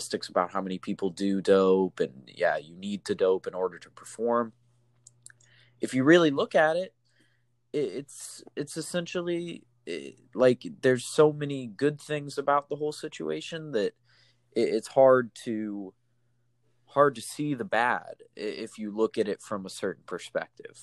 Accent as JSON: {"language": "English", "country": "United States", "said": "as an American"}